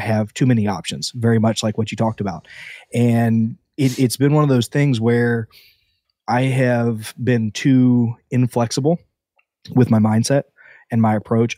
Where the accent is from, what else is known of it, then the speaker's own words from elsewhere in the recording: Southeast Georgia, United States; now in Florida, United States; I was born in Florida, grew up in Southeast Georgia